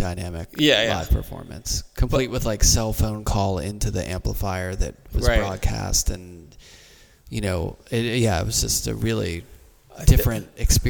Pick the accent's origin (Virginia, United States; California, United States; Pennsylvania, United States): Pennsylvania, United States; Pittsburgh; I remember growing up in Pittsburgh